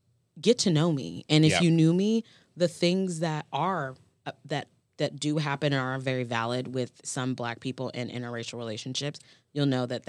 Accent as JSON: {"language": "English", "region": "Florida", "country": "United States", "tie": "born or raised there", "said": "And I grew up in the South, which is incredibly segregated. Mm-hmm. And I grew up in Florida, which is a whole nother layer."}